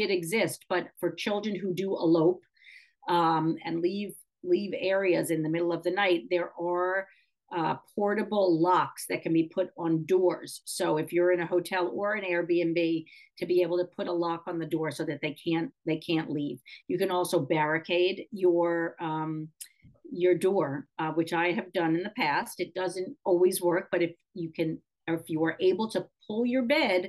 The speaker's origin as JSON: {"language": "English", "town": "New York City", "region": "New York", "country": "United States", "tie": "born or raised there", "said": "growing up in New York City in an apartment building that had an elevator."}